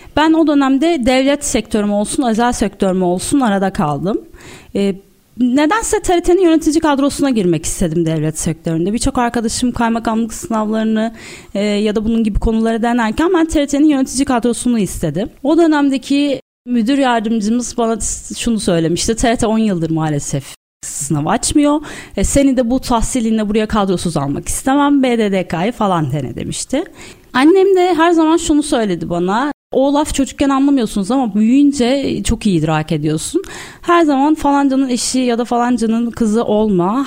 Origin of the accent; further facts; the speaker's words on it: Istanbul, Turkey; 1986 yılında İstanbul'da doğdum. İlk bu orta öğrenimimi İstakulu Bey ve Eczacıbaşı'nda tamamladıktan sonra İstanbul Üniversitesi